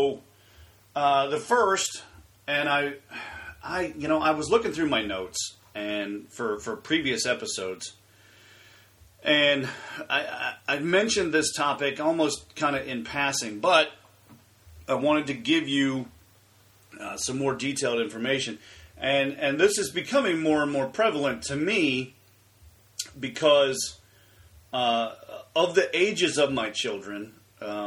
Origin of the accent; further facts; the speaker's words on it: Pinehurst, North Carolina, United States; now in Ohio, United States; I grew up in Pinehurst